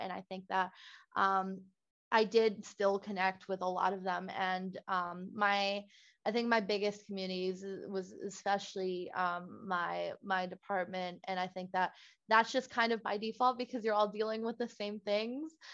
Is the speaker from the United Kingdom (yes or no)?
no; Puerto Rico; moved away as an adult; also born or lived in Villanova, Pennsylvania; now in Maryland, United States; I, as a Puerto Rican myself, like growing up in Puerto Rico, was actually very privileged